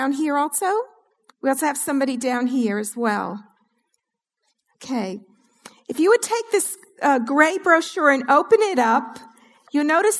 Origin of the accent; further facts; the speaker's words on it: New York City, New York, United States; now in New Orleans, United States; I consider myself a Southern fried Jew now that I live in New Orleans, but I'm originally from New York City